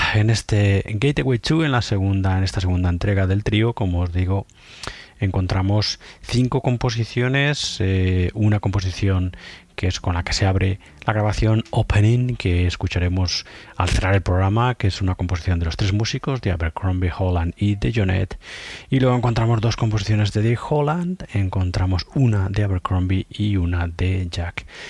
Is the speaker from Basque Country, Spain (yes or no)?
no; Galicia, Spain; yo soy gallego.